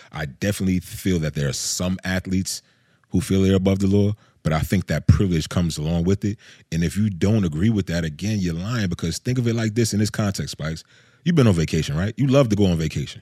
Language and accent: English; Georgia, United States; I'm from Georgia